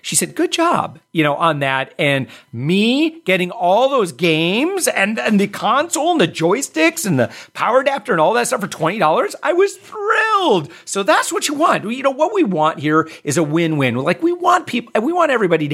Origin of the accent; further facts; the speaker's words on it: Midwest, United States; also born or lived in Wisconsin / Michigan; I grew up in the Midwest. I grew up in Wisconsin, Michigan